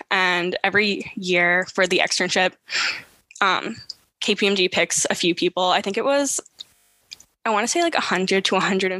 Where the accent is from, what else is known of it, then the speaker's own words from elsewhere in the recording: Long Island, New York, United States; also born or lived in Boston; I'm from Long Island. Like, it's like close to home. I'm very comfortable in New York